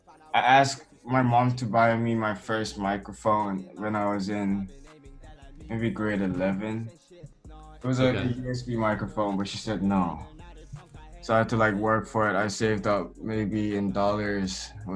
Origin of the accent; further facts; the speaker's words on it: Chiang Mai, Thailand; So but one thing I'm really proud about growing up in Chiang Mai is that I feel like I've met almost everyone, every country around the world.